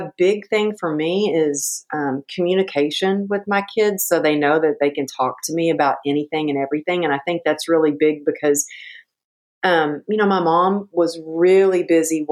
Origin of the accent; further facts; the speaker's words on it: Texas, United States; now in California, United States; growing up in Texas, running track